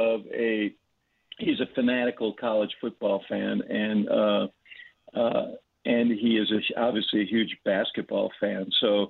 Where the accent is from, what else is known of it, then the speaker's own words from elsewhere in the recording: New York, United States; moved away as an adult; now in Chicago, United States; I'm from New York originally. I came here to go to college. And so I don't have the tribal loyalties of a native Chicagoan. I went to school and lived on the South Side for a long time.